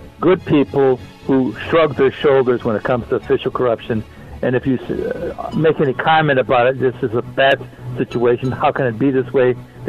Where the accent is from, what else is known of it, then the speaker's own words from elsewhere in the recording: Lake County, Indiana, United States; also born or lived in Chicago; Sean, I grew up in Lake County, Indiana, which is no slacker when it comes to official corruption. But I worked for over 40 years in Chicago as a professional in various organizations.